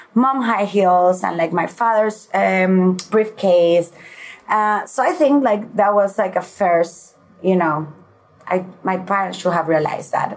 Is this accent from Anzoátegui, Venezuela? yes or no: yes; Puerto La Cruz, Anzoátegui, Venezuela; moved away; also born or lived in Caracas, Venezuela / Milan, Italy / Spain; when I was nine years old, I moved to Puerto La Cruz